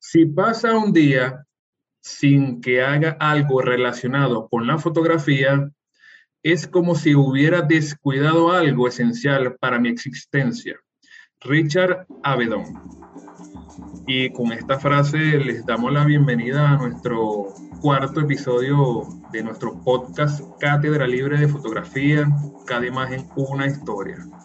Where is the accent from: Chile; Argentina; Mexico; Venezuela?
Venezuela; así como nosotros somos los venezolanos